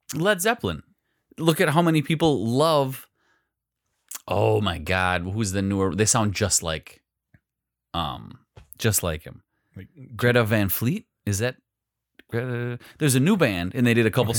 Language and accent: English; Phillips, United States; growing up in Phillips